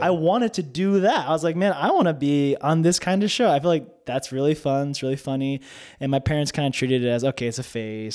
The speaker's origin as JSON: {"language": "English", "region": "North New Jersey", "country": "United States", "tie": "born or raised there", "second_language": "English", "moved": "as an adult", "lives_now": "Oklahoma City, United States", "said": "I grew up in a predominantly white town in North New Jersey"}